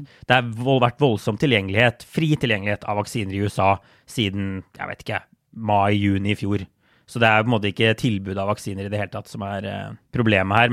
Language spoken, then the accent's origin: Norwegian; Norway; moved away as an adult; now in United States